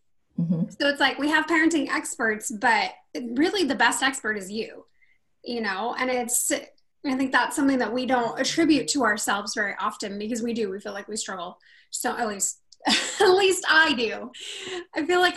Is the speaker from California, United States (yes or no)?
yes; Rocklin, California, United States; also born or lived in Sacramento, California; we lived in a little town called Rocklin, California